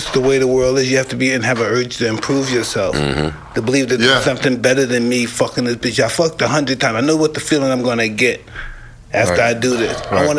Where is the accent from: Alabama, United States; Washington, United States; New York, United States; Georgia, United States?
New York, United States; New York City; I came from Brownsville.